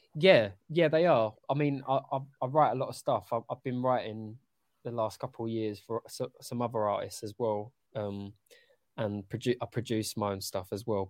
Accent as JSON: {"language": "English", "region": "London", "country": "United Kingdom", "tie": "born or raised there", "said": "I grew up in Upton Park"}